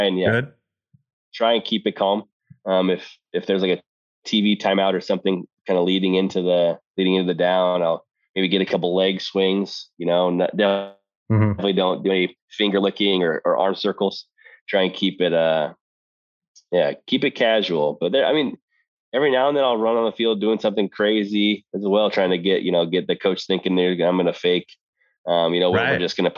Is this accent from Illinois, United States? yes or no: no; Seattle, Washington, United States; I'm from Seattle